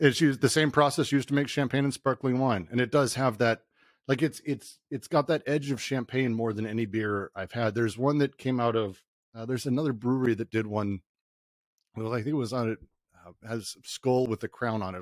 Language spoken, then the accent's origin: English; Denver, Colorado, United States; I grew up in Denver